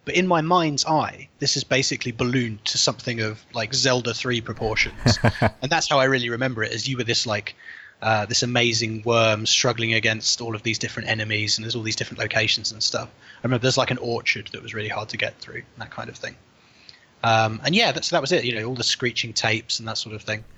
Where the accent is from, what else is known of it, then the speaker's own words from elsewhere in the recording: Chesham, South East England, United Kingdom; I grew up in a place called Chesham in Buckinghamshire, um, like that makes me sound really very home counties